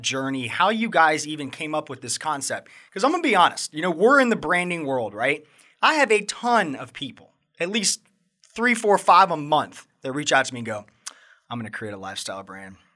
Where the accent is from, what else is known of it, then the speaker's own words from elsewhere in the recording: Atlanta, Georgia, United States; moved away as an adult; now in Charlotte, United States; I grew up in Atlanta